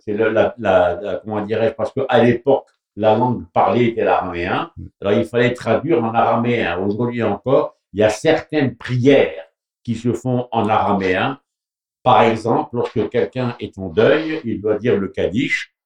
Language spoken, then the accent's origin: French; Morocco; moved away; je viens du Maroc